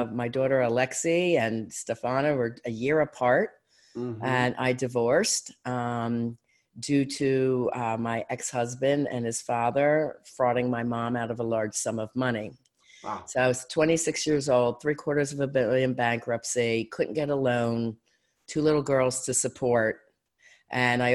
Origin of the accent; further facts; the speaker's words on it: Philadelphia, Pennsylvania, United States; moved away as an adult; now in Erie, United States; I'm from Philly